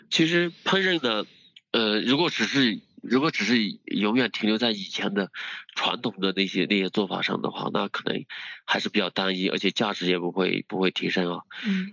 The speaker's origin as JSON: {"language": "Chinese", "town": "Dali", "region": "Yunnan", "country": "China", "tie": "born or raised there", "said": "我们老家大理那边"}